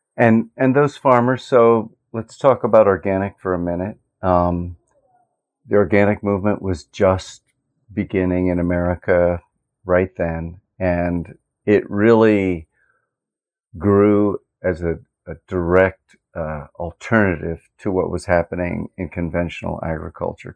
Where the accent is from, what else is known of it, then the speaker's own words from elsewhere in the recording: Lancaster County, Pennsylvania, United States; I grew up in Lancaster County, Pennsylvania